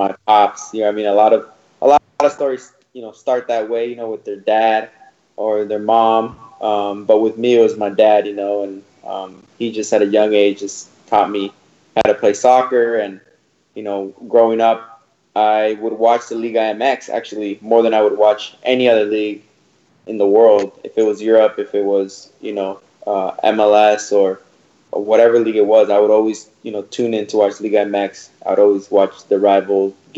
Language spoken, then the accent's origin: English; Portland, Oregon, United States; I'm from Portland, Oregon